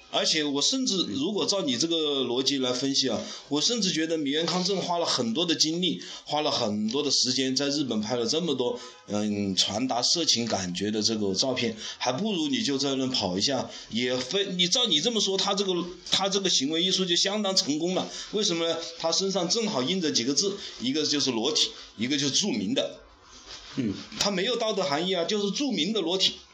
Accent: Hunan, China; 我们湖南人

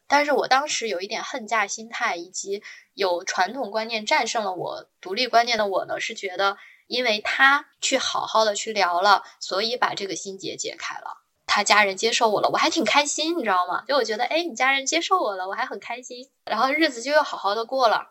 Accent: northern China, China; moved away as an adult; now in Shanghai, China; 我是北方人

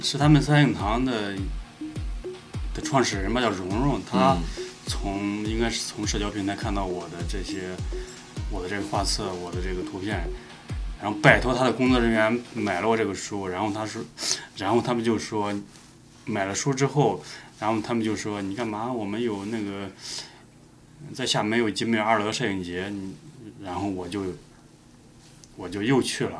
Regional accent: Linyi, Shandong, China; moved away; 我的老家山东临沂

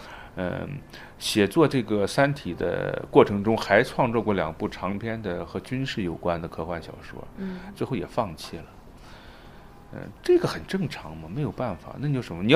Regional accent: China; 而现在那个雨果奖，他为了因为我是中国人，他特别给那个奖杯做了一个中文的标牌给我寄过来

